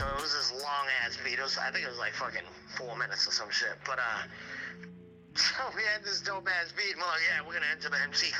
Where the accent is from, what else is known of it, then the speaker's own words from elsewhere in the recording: Hull, Massachusetts, United States; moved away; also born or lived in Framingham, Massachusetts; So it was me, Pat, Matt, and Dan, and we were like the four juggalos of the neighborhood. This is in Hull, Mass, Nantasket Beach.